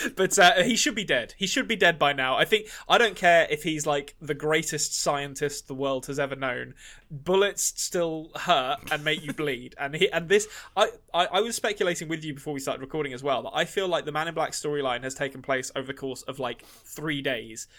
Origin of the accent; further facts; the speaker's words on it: England, United Kingdom; I'm an Englishman